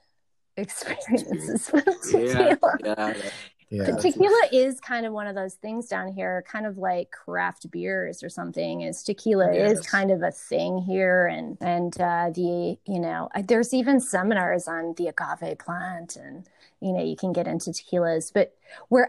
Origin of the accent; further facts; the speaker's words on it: Wisconsin, United States; growing up in Wisconsin